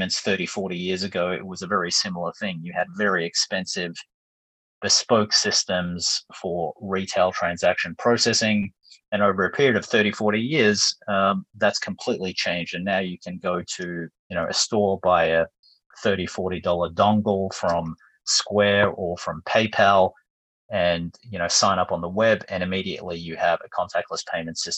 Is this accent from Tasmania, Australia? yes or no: no; Melbourne, Victoria, Australia; moved away as an adult; also born or lived in New York / London; moved back to my hometown in Melbourne after a number of years overseas